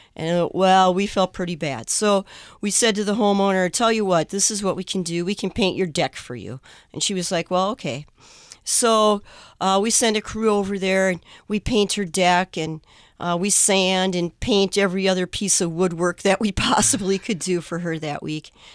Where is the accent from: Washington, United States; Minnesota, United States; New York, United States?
Minnesota, United States; Forest Lake; I'm from Forest Lake, Minnesota.